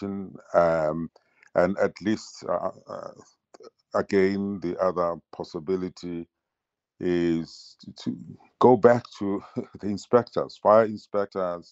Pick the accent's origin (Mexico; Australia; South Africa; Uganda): South Africa; as a South African